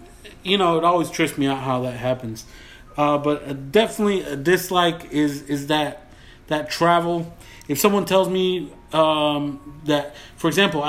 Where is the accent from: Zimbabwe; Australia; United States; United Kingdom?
United States; Texas; accent: Texan; I have a pretty Texan accent.